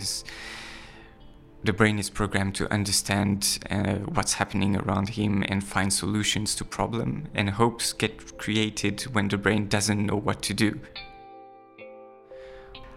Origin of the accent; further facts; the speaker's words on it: France; moved away; I'm from France.